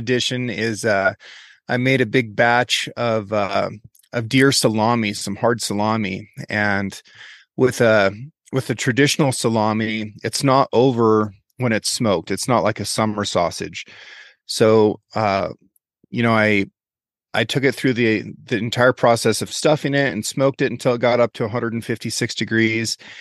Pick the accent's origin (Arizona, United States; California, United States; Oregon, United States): Oregon, United States; also born or lived in Norway / Dillon, Montana; I grew up here on the Six Ranch. The Sixth Ranch is, is my family's ranch. It's come down through my mom's side. We are one of the oldest businesses in the state of Oregon.